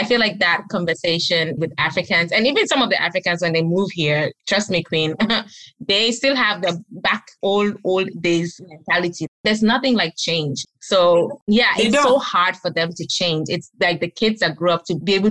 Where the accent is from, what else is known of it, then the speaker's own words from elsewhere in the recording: Gambia; also born or lived in Ghana; now in United States; I grew up in Gambia.